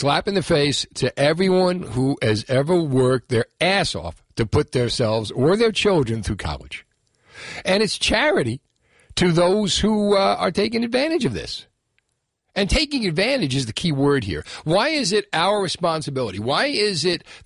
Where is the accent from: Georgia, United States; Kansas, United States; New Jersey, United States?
New Jersey, United States; Union City; I grew up in Union City